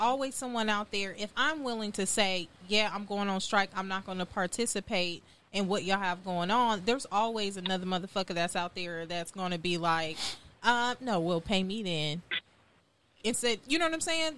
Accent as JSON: {"language": "English", "town": "Compton", "region": "California", "country": "United States", "moved": "yes", "lives_now": "Houston, United States", "said": "I'm from Compton, California, but I currently reside in Houston, Texas"}